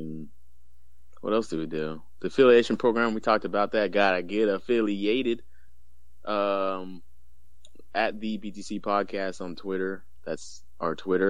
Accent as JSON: {"language": "English", "region": "Texas", "country": "United States"}